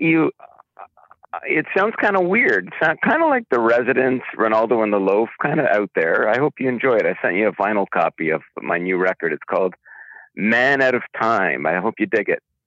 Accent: Brampton, Ontario, Canada; I'm actually originally from Brampton, Ontario, Canada

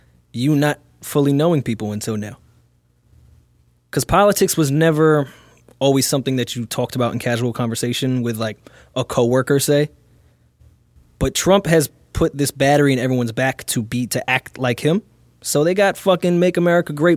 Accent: New York, United States; I'm a New Yorker

